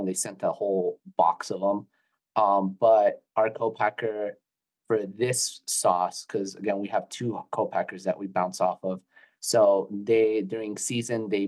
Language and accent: English; Florida, United States; we're from Florida